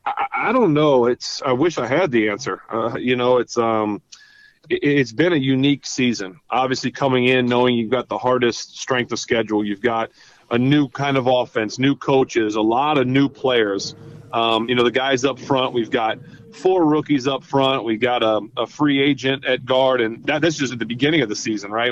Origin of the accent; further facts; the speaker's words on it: Ohio, United States; I'm from Ohio, a couple hours like literally away. I went to school in Ohio